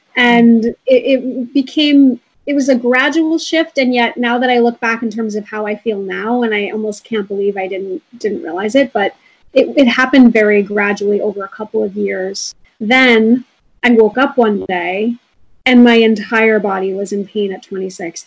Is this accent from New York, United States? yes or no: yes; Rockland County, New York, United States; also born or lived in Brooklyn, New York; I was raised mostly in Rockland County and I grew up on an organic farm